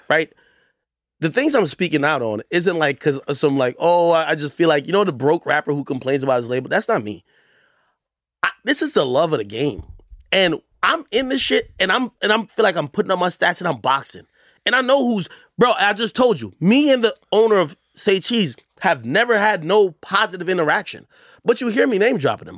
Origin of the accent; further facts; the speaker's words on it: Jamaica; moved away; I'm from Jamaica.